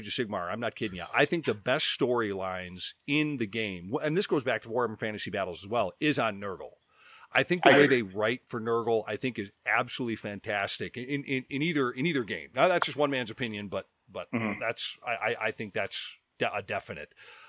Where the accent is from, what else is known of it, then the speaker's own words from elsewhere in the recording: Chicago, Illinois, United States; I'm from Chicago